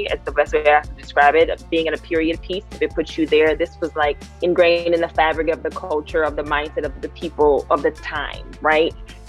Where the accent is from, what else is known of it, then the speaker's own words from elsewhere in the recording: the South, United States; Now, growing up in the South, we all had different nicknames, right? From the South, everybody had a little funny nickname